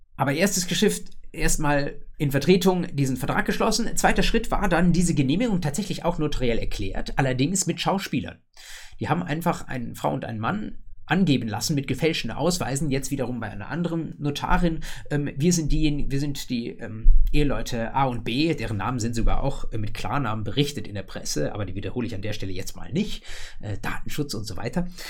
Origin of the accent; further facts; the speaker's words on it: Germany; bei uns in Deutschland